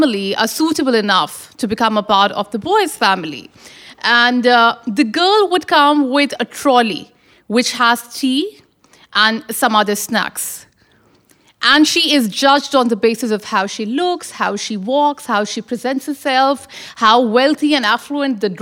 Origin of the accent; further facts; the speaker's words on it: Pakistan; being a Pakistani, being born and bred in Pakistan